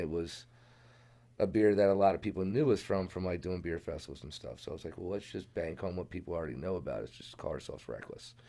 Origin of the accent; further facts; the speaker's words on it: Sykesville, Maryland, United States; moved away as an adult; I'm originally from Carroll County. I grew up in Sykesville, went to South Carroll High School